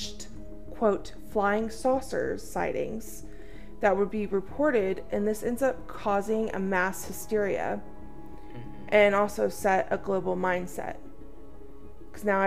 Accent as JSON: {"language": "English", "region": "Texas", "country": "United States", "said": "if you are from Texas like we are"}